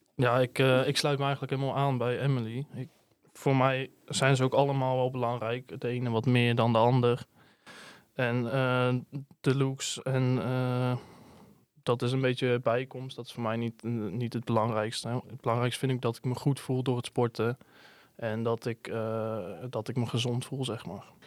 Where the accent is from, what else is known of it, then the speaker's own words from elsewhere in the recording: Hedel, Gelderland, Netherlands; Ik kom uit Hedel.